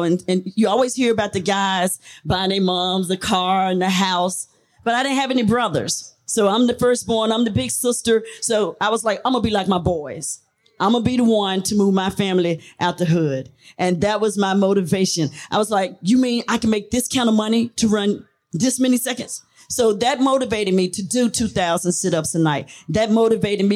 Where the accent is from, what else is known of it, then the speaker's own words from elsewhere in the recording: Memphis, Tennessee, United States; from the streets of Orange Mound, OM, Tennessee, Melrose Golden Wildcats, had to represent the hood.